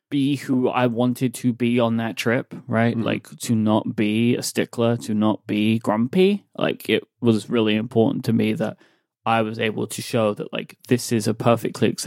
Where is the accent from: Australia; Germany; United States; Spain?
United States; I'm an I'm an American, y'all.